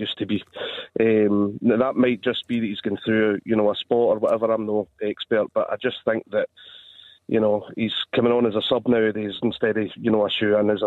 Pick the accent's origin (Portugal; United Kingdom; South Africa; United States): United Kingdom; Motherwell, Scotland; moved away; I'm from Motherwell originally